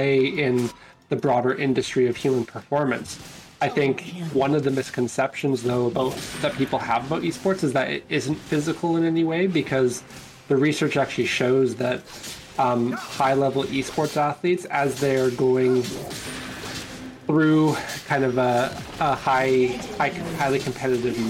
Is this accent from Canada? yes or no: yes; Canada; I'm Canadian